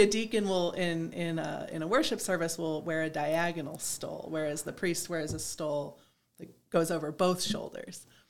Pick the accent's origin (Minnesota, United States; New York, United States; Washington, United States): New York, United States; East Aurora; moved away as an adult; also born or lived in Hudson Valley, New York; I grew up uh, in East Aurora.